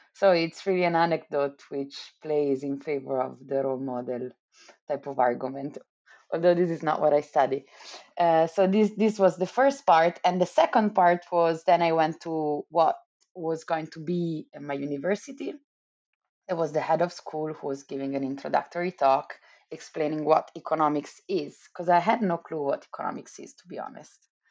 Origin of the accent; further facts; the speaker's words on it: Milan, Lombardy, Italy; moved away; I'm from Italy, I'm from Milan